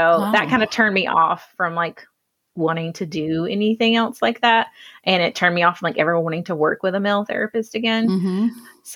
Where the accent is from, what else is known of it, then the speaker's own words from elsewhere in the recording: Hartwell, Georgia, United States; now in Athens, United States; I am living in Athens now, but I am from Hartwell, Georgia, so there's literally nothing there.